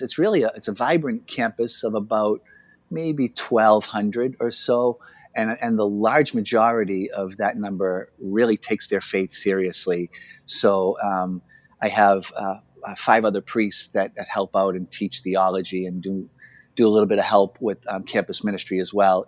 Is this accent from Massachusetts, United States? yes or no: yes; Boston, Massachusetts, United States; I'm from Boston, Massachusetts, and I grew up with the Franciscans